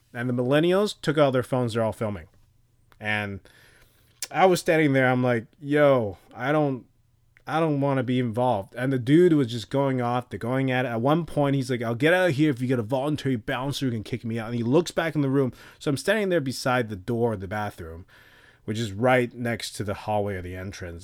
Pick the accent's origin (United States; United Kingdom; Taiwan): Taiwan; Taipei; moved away; I grew up in a place where there's cockroaches everywhere in Taipei